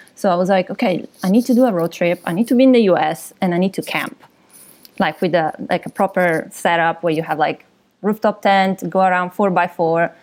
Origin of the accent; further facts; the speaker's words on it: Milan, Lombardy, Italy; moved away as an adult; also born or lived in London; now in Vancouver, Canada; I'm from Milan originally, so from Italy